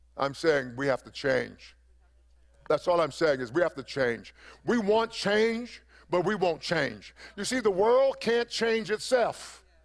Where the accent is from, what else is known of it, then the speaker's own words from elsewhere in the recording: East Texas, United States; I come from East Texas